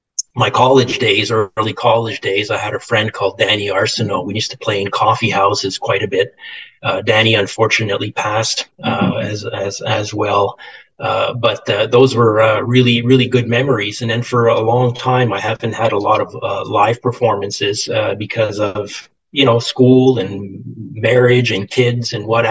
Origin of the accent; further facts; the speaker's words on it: Canada; Being a Canadian